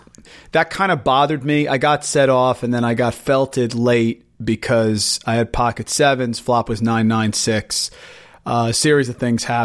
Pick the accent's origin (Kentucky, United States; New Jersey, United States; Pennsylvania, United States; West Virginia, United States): New Jersey, United States; I'm from Jersey